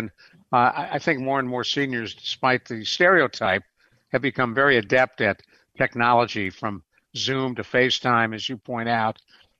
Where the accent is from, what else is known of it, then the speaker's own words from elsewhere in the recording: Cleveland, Ohio, United States; now in San Antonio, United States; Years ago, I was living in San Antonio, still live in San Antonio, my brother living where I grew up in Cleveland